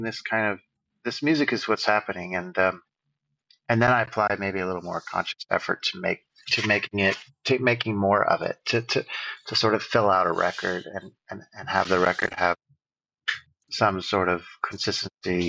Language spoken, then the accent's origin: English; Fairfax, California, United States; also born or lived in Bolinas, California / Bay Area; I officially grew up in Fairfax